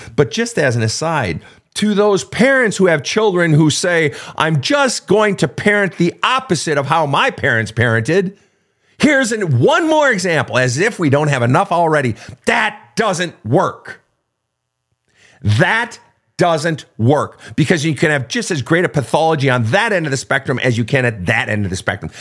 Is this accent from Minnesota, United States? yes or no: yes; Minnesota, United States; I grew up in Minnesota